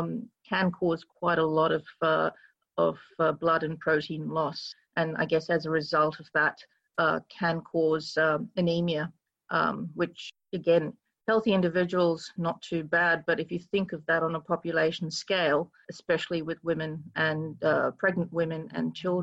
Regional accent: Kolkata, West Bengal, India; now in Australia; I was raised in Calcutta.

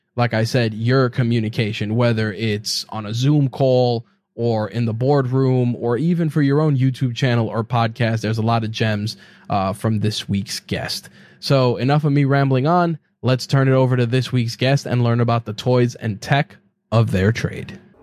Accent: New York, United States; As a New Yorker

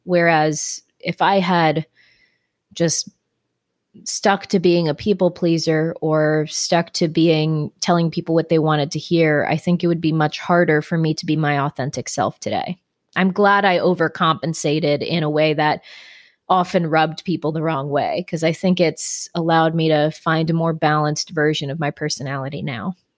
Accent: Florida, United States; Growing up in Florida

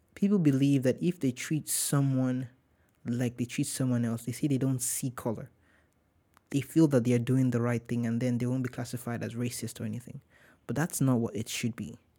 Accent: Warri, Delta, Nigeria; now in United States; I'm not from Lagos. I'm from Warri.

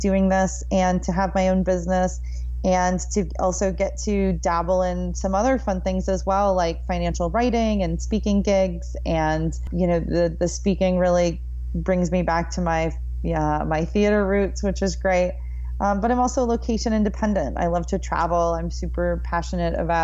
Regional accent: Minneapolis, Minnesota, United States; moved away as an adult; now in Austin, United States; I am from Minneapolis, Minnesota, and we are both Minnesotans

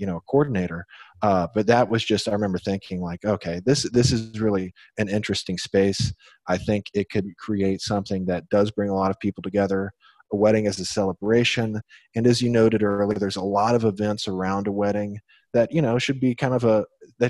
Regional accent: Nashville, Tennessee, United States; I'm originally from Nashville, Tennessee.

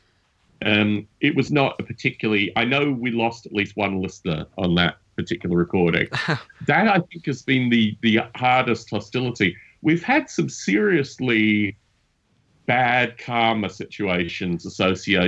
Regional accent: Australia; moved away; I'm an expat Australian. I'm from Australia originally

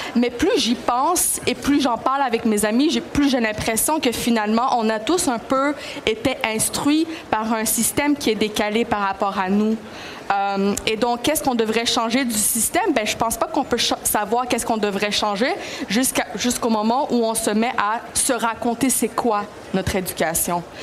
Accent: Quebec, Canada; French is a second language; je suis donc enfant de la loi 101. Euh, j'ai appris le français à l'école

